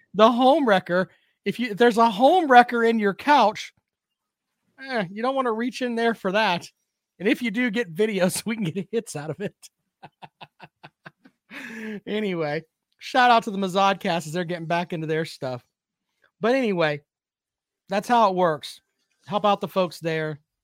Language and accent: English; South Carolina, United States; growing up in South Carolina and being around South Carolina